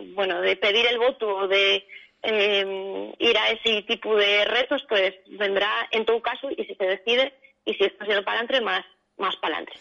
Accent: Asturias, Spain; somos personas que venimos de distintas zonas de Asturias

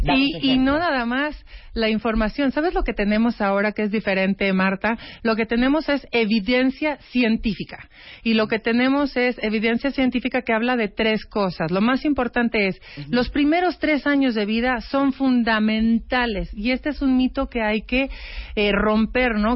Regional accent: Mexico; como mexicana

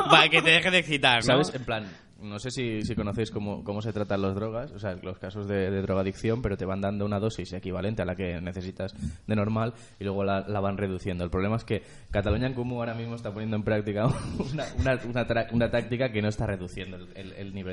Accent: Argentina; Y además soy argentino, con lo cual le puedo llamar merca.

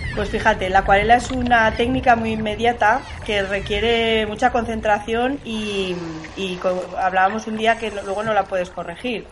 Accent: Zaragoza, Aragon, Spain; yo quiero creer que yo he nacido en Zaragoza, pero soy de la Tierra, del planeta Tierra

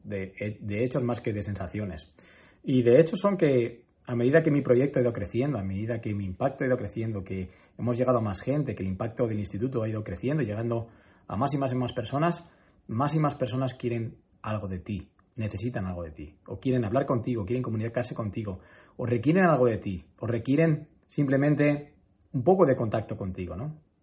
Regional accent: Madrid, Community of Madrid, Spain; also born or lived in Málaga; yo soy muy de Madrid. Yo soy muy, muy, muy, muy de Madrid

